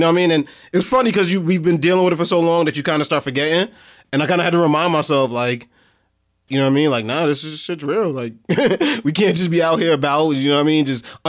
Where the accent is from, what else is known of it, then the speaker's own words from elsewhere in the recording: Delaware, United States; Joe, like, I'm from Delaware. I'm from Delaware, yeah.